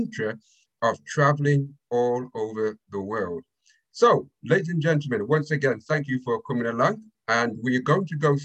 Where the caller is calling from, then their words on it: United Kingdom; I'm calling from United Kingdom